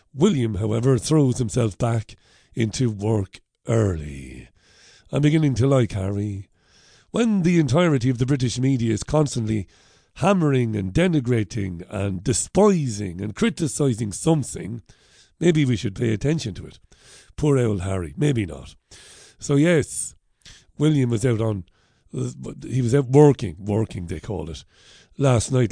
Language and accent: English; Ireland; now in United Kingdom; I'm an Irishman living in the U K